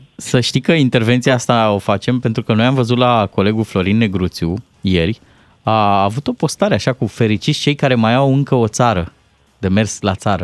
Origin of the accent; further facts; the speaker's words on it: Târgoviște, Dâmbovița County, Romania; moved away as an adult; now in Bucharest, Romania; eu sunt născut în Târgoviște, dar părinții mei stau la casă la vreo 10-15